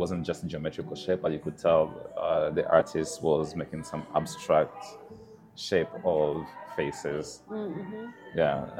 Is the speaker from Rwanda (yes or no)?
yes; Rwanda; now in North Dakota, United States; from Rwanda, from my home country